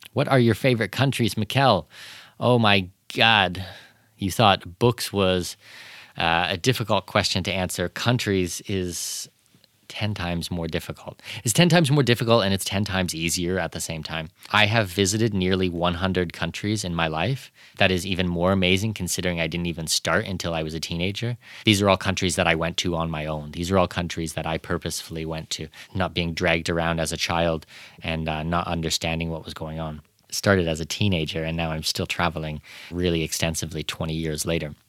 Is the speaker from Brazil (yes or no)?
no; Canada; moved away; growing up in Canada